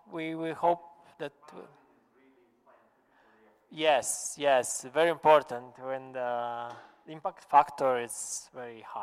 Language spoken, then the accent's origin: English; Sicily, Italy; English is a second language; I said, I'm from the Sicilian, so Sicilian.